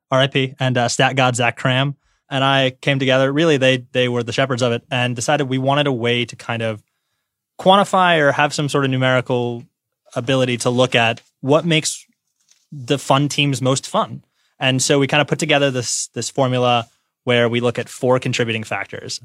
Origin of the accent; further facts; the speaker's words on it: Detroit, Michigan, United States; I'm from Detroit